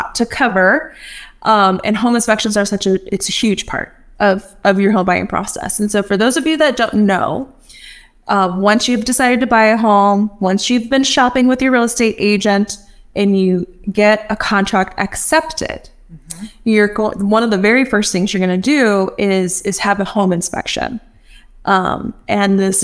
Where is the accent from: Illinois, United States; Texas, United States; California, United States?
Texas, United States; I grew up in Texas